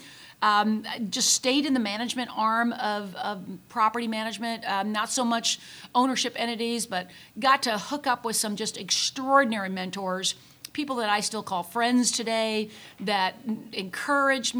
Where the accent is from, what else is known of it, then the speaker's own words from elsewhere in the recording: Chicago, Illinois, United States; moved away as an adult; also born or lived in Valparaiso, Indiana / Tulsa, Oklahoma / Dallas, Texas; now in Texas, United States; Growing up in Chicago